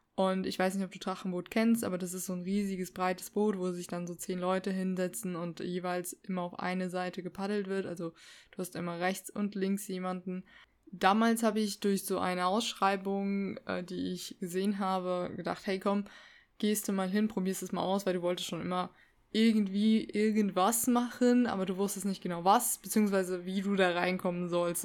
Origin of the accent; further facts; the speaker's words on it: Saarland, Germany; ich komme aus dem Saarland